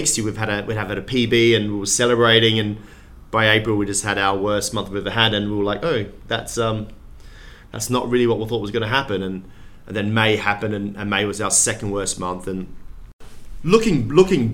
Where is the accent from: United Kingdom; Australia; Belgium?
Australia; Perth, Western Australia; moved away; I'm from Perth